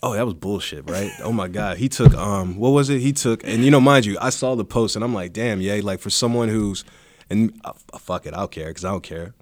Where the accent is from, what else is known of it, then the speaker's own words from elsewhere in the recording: East Coast, United States; growing up on the East Coast